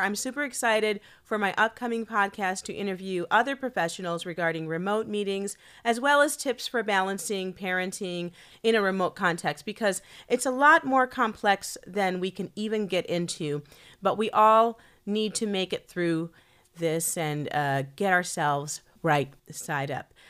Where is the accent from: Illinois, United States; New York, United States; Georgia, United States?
Illinois, United States; Chicago; I'm from Chicago.